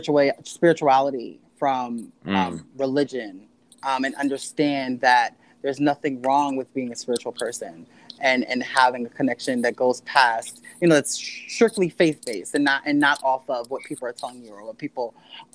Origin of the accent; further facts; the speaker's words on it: Philadelphia, Pennsylvania, United States; also born or lived in Southern New Jersey; I'm originally from Philadelphia. I was raised partly in Philadelphia and partly in Southern New Jersey